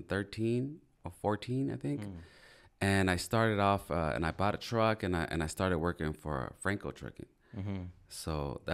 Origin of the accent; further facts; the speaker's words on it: Wilmington, California, United States; Well, I'm from Wilmington, California